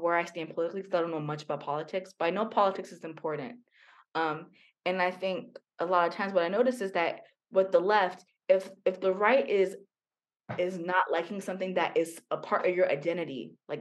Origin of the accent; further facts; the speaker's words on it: United States; being an American